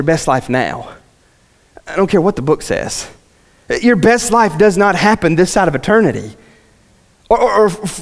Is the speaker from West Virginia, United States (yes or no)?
yes; West Virginia, United States; I'm from West Virginia and I've got like a weird dialect